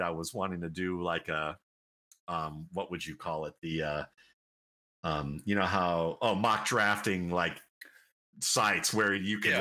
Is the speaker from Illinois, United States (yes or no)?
no; Cleveland, Ohio, United States; growing up in Cleveland, Ohio